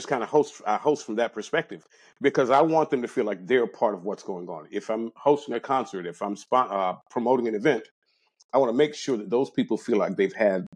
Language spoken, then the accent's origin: English; Jacksonville, Florida, United States; I'm born and raised in Jacksonville.